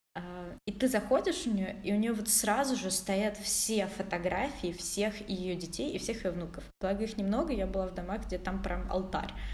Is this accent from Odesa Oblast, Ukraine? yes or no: yes; Odesa, Odesa Oblast, Ukraine; мы вместе из Одессы